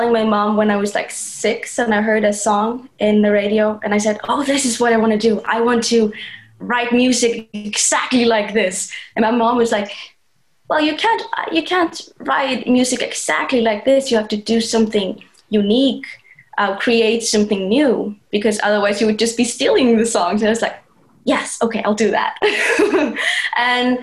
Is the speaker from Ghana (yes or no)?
no; Iceland; moved away as an adult; also born or lived in Chico, California / Los Angeles; But most of my childhood, I was raised in Iceland